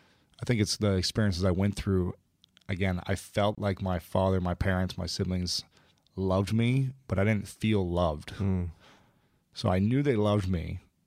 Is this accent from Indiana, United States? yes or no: no; Ohio, United States; Yeah. Ohio.